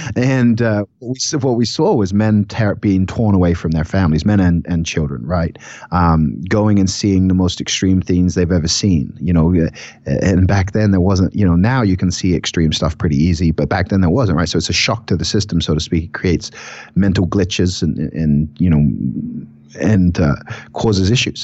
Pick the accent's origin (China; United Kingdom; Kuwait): United Kingdom; England; moved away; we're both from England